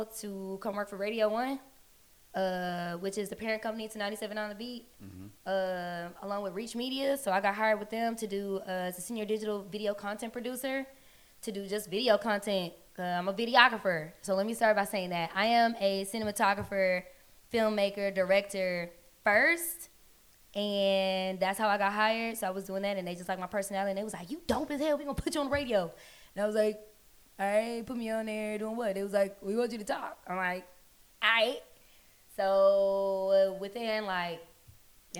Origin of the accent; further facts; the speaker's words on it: Dallas, Texas, United States; also born or lived in Sacramento, California / Carrollton, Texas / Duncanville, Texas; born in Sacramento, California. And I was raised in Dallas, Texas